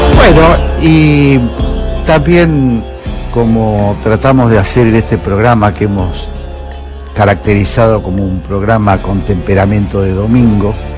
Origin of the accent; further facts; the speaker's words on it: San Juan, Argentina; Yo nací en San Juan. En mi provincia